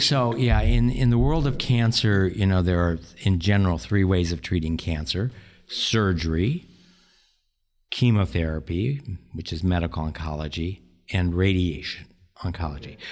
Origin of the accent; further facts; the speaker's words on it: South Dakota, United States; moved away as an adult; also born or lived in Nebraska / Hawaii; now in Des Moines, United States; I grew up in South Dakota, went to medical school in Nebraska